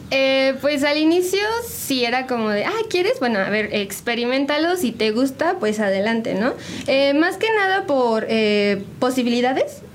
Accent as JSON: {"language": "Spanish", "town": "San Juan del Río", "region": "Querétaro", "country": "Mexico", "tie": "born or raised there", "moved": "as an adult", "lives_now": "Querétaro, Mexico", "said": "Soy originaria, bueno, nací en Querétaro, pero eh, me crecí aquí."}